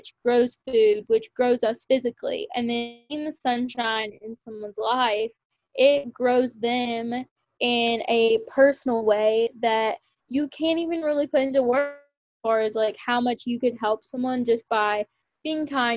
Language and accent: English; Kentucky, United States; also born or lived in Lexington, Kentucky; a local title to my hometown, which was super special to win because in Kentucky